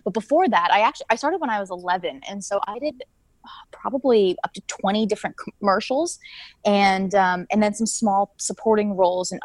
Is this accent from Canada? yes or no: yes; Canada; I'm Canadian.